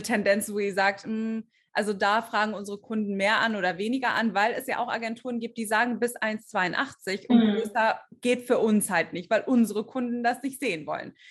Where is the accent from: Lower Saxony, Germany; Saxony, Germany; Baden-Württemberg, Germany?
Baden-Württemberg, Germany; Stuttgart area; moved away as an adult; also born or lived in Düsseldorf; dass ich eigentlich aus dem Süden Deutschlands komme. Ich komme aus, aus der Ecke Stuttgart.